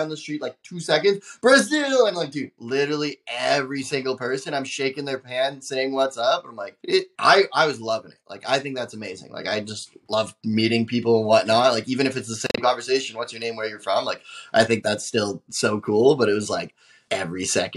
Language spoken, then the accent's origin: English; Canada; I'm from Canada